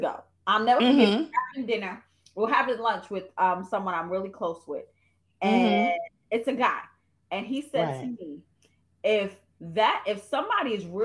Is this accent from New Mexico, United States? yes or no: no; New York, United States; moved away as an adult; also born or lived in Charlotte; now in Greensboro, United States; I was from New York